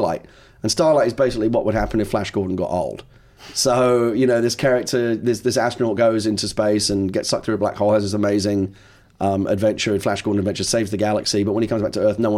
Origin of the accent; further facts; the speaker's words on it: London, United Kingdom; now in United States; I'm originally from the East End